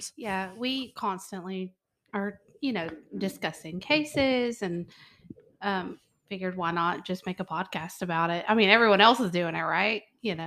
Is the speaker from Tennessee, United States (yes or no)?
yes; Memphis, Tennessee, United States; we're from Memphis